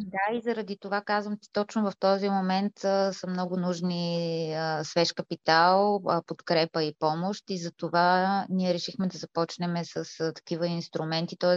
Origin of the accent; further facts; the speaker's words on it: Bulgaria; ние наистина се гордеем, че сме българки и още повече всички ние, които сме тук останали в България